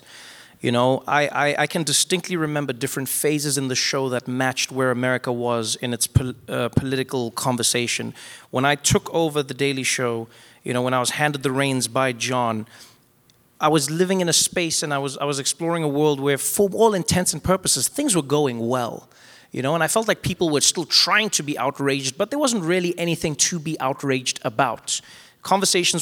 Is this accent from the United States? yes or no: no; South Africa; as a South African